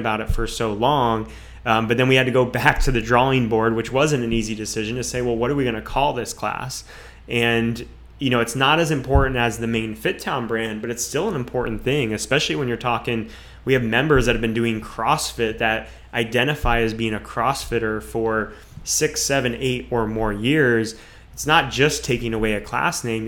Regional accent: Jupiter, Florida, United States; a lot of people who grew up in this area, myself included

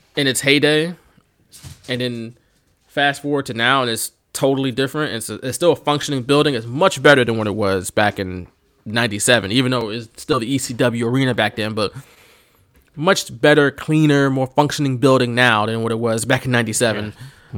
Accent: Philadelphia, Pennsylvania, United States; accent: Philly; I'm from Philly, and I can probably do a better accent

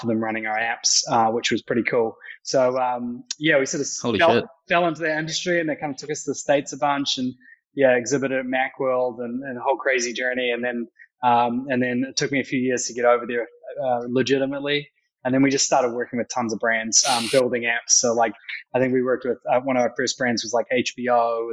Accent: Christchurch, Canterbury, New Zealand; moved away as an adult; now in New York, United States; So I'm a Kiwi entrepreneur who's spent the last sort of almost 10 years in New York and the US. Grew up in Christchurch

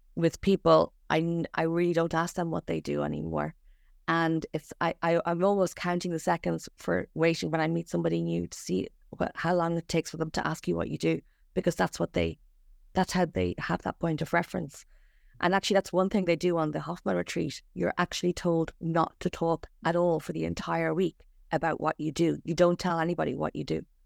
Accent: Ireland; now in Australia; I'm from Ireland

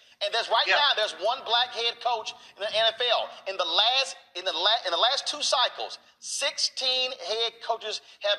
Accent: Houston, Texas, United States; I'm from Houston.

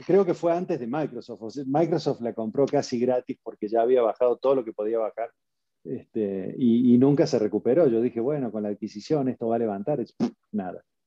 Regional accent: Argentina; moved away as an adult; now in Mexico; nací en Argentina, por eso tengo este acento raro. Llevo 19 años eh, que cumplí el 16 de marzo. Hace un par de días cumplí 19 años en México

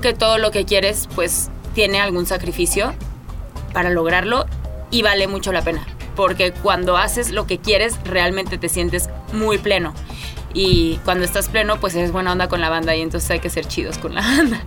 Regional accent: Mexico; me siento muy mexicana

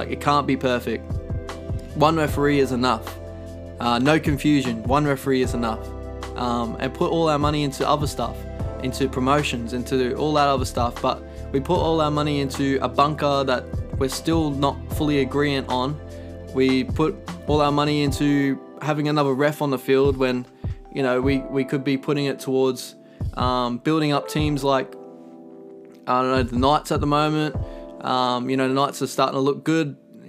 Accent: Queensland, Australia; I'm a Queenslander, I'm from Queensland

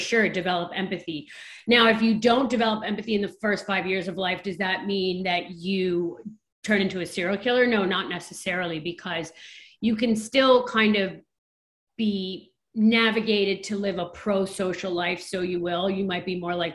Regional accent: New York City, New York, United States; I'm a New Yorker

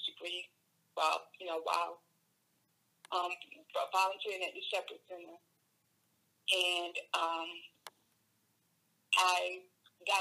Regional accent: Georgia, United States; also born or lived in Chester, South Carolina; I was born in Chester, South Carolina, and raised here. I attended Avondale High School

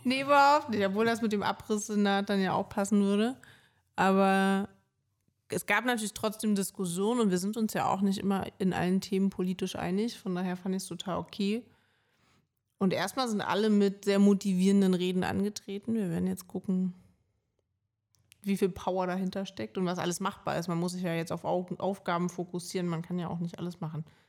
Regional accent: Berlin, Germany; Ich bin halt Berlinerin

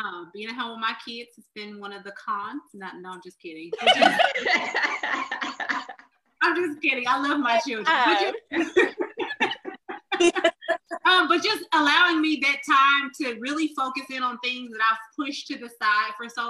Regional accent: Los Angeles, California, United States; growing up in South Central Los Angeles

